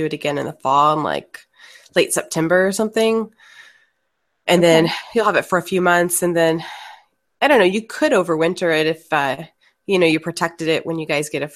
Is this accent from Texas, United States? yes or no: yes; Texas, United States; moved away as an adult; also born or lived in Florida; I was from Texas originally